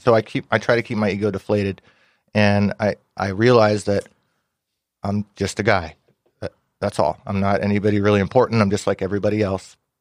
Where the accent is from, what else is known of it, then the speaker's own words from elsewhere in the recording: Ventura County, California, United States; I grew up in Ventura County.